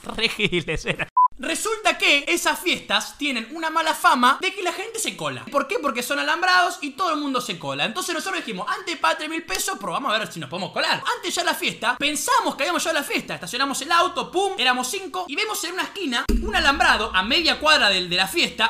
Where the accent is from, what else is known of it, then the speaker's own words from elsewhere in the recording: La Plata, Buenos Aires Province, Argentina; yo soy de acá de La Plata